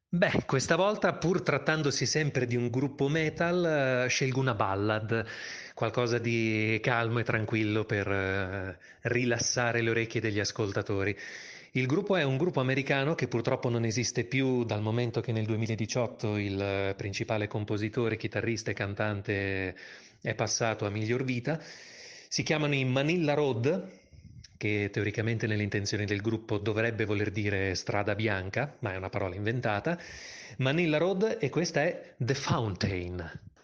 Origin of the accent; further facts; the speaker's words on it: Bologna, Emilia-Romagna, Italy; moved away as an adult; also born or lived in Rome; now in Milan, Italy; sono nato a Bologna nel lontano 1982, ma ormai vivo a Milano già da più di un decennio